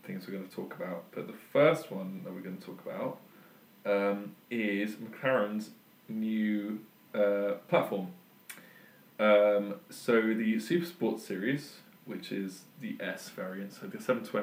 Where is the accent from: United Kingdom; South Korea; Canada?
United Kingdom; Surrey, South East England; now in Oxford, United Kingdom; I'm obviously English. I grew up in Surrey, near the A3.